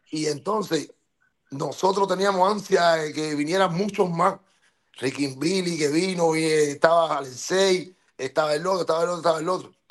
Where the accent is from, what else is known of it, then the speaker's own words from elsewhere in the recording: Cuba; moved away; por qué yo me fui de Cuba, de por qué yo estuve en el mar tres días, ¿Por qué yo tuve que sacar a mi mamá por un, con un pasaporte falso de Cuba?